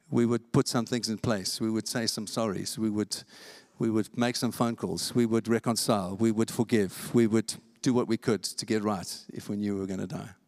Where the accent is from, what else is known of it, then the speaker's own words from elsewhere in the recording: England, United Kingdom; I'm, I'm English and we don't do that.